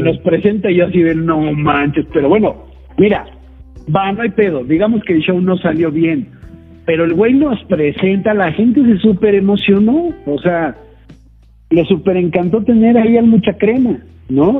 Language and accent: Spanish; Mexico; soy mexicano